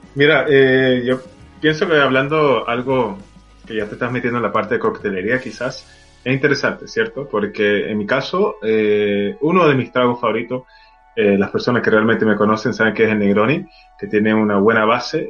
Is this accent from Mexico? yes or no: no; Venezuela; now in Chile; siendo venezolano